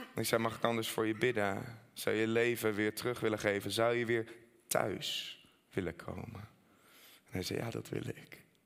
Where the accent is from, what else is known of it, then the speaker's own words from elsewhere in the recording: Netherlands; ook als Nederlander